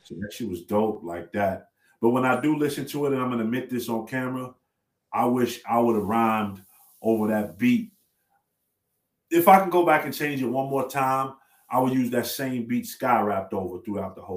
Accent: Chicago, Illinois, United States; I'm from Chicago

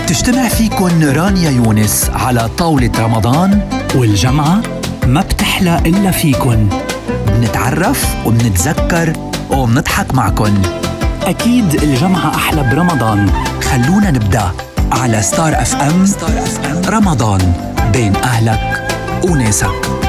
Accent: Jordan; moved away; عندنا في الاردن

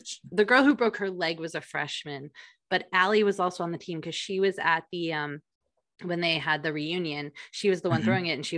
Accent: New Jersey, United States; as a girl who grew up in New Jersey, a Jersey girl at heart, we don't talk like

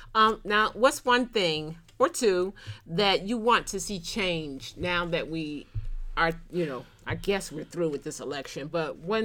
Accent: Philadelphia, Pennsylvania, United States; now in Atlanta, United States; So I'm from Philly, I live in Atlanta. So between Philly, Pennsylvania, and Atlanta, Georgia.

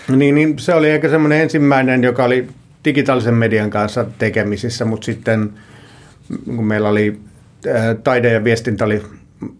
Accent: Tampere, Pirkanmaa, Finland; Alun perin mä oon Tampereelta ja siellä kouluni käynyt

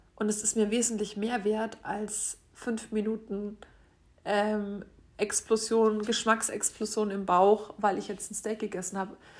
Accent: Franconia, Bavaria, Germany; bei uns in Franken

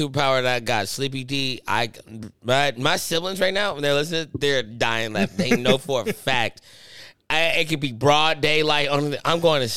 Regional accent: Atlanta, Georgia, United States; I'm from Atlanta

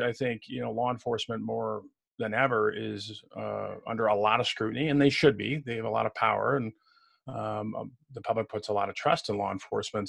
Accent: Waukegan, Illinois, United States; moved away; I was born in Waukegan, which is just outside of Chicago

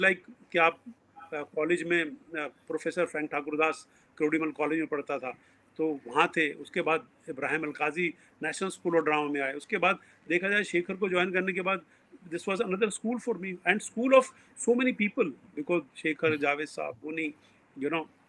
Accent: New Delhi, Delhi, India; moved away; also born or lived in Haryana; मैं पला बड़ा तो करोल बाग नई दिल्ली में हूँ और हरियाणा की मेरी रूट्स हैं

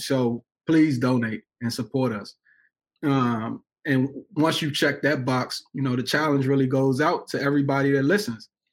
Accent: Washington, District of Columbia, United States; being in Washington, D.C., my hometown

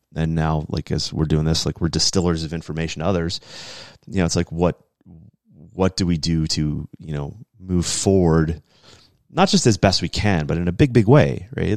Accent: New England, United States; being an American, um, and growing up in New England

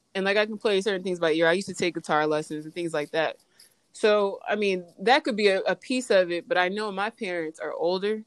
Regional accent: Indianapolis, Indiana, United States; I'm from Indianapolis

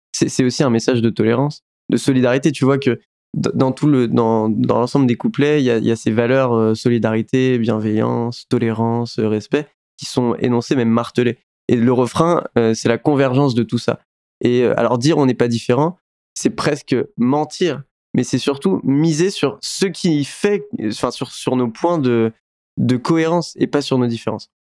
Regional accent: France; j'ai grandi en France avec un prénom qui n'est pas français

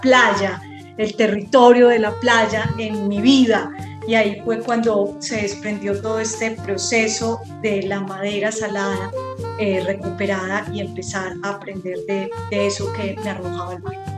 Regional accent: Medellín, Antioquia, Colombia; moved away as an adult; now in Montería, Colombia; yo soy de Medellín, pero hace casi 20 años estoy en estas tierras de Córdoba y mm, llegué a Montería

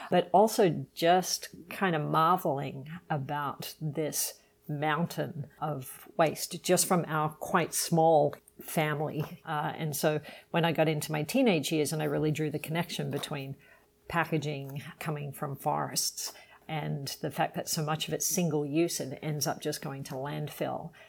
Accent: Sydney, New South Wales, Australia; Even though I grew up in Sydney, big city on the east coast in Australia, our family would cel- we celebrated Christmas

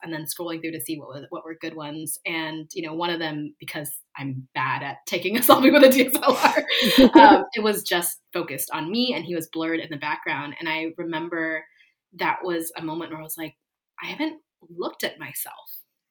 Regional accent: East Coast, United States; also born or lived in California / New York; now in Los Angeles, United States; I live in California, where I spent a lot of my life, but I grew up on the East Coast, and I spent 5 years living in New York

